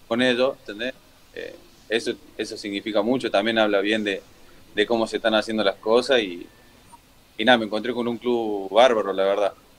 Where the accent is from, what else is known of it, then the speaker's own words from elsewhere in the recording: Córdoba, Argentina; moved away as an adult; also born or lived in Mexico; Soy hincha de, Instituto de Córdoba, porque soy de ahí